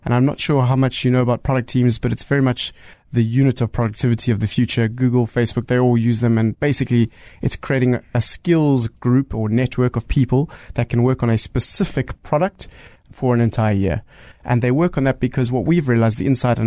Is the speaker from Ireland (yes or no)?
no; South Africa; as a South African